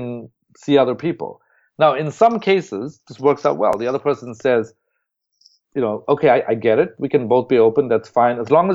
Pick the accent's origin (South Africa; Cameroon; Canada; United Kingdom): South Africa; moved away as an adult; now in United States; I'm originally from South Africa, so when I got to Harvard, you know, I'm sort of a typical immigrant